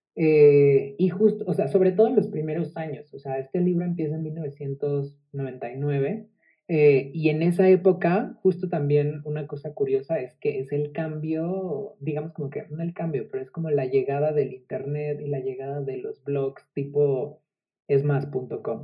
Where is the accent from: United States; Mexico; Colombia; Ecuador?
Mexico; convertí ese orgullo mexicano en parte como de, de, mi sustancia